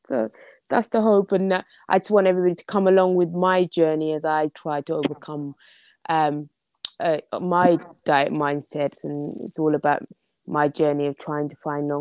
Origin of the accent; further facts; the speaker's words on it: London, United Kingdom; also born or lived in Somalia; I am from London. I'm from very cold and rainy London in England.